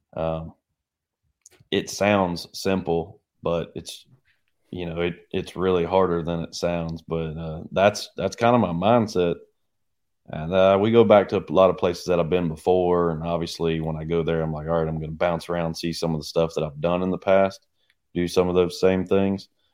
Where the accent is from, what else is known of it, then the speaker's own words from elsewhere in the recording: United States; now in Oklahoma, United States; growing up on the Arkansas River, it was simple.